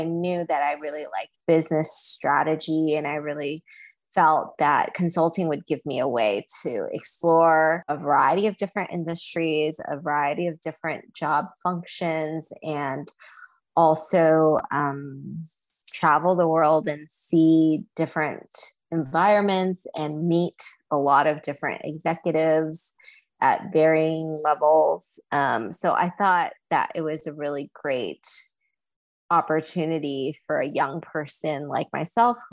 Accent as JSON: {"language": "English", "region": "Southern California", "country": "United States", "tie": "born or raised there", "also_born_or_lived": "China", "said": "being born in China and growing up in Southern California"}